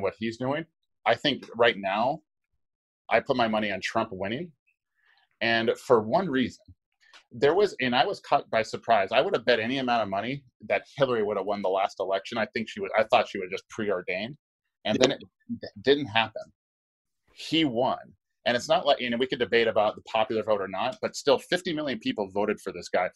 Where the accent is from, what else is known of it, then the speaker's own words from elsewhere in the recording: Hawaii, United States; I'm from Hawaii